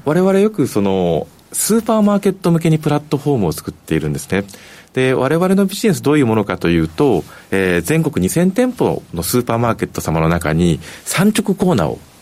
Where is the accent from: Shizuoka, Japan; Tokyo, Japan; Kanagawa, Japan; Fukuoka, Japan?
Tokyo, Japan; moved away; 出身私東京